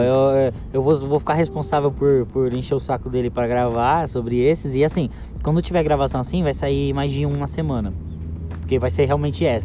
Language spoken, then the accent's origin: Portuguese; São Paulo, Brazil; eu sou, sou paulista